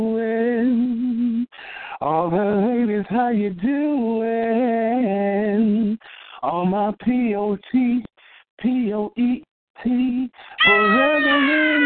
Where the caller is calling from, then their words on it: New York City, New York, United States; I'm calling from New York City.